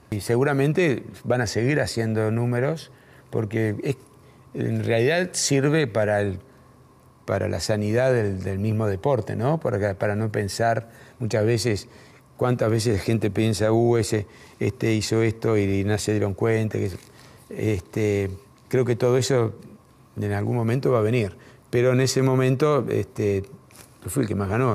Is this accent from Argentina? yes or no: yes; Argentina